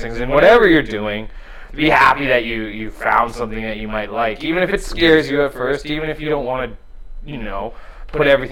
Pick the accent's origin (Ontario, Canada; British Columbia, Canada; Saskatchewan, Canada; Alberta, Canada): Alberta, Canada; Edmonton; I grew up in Edmonton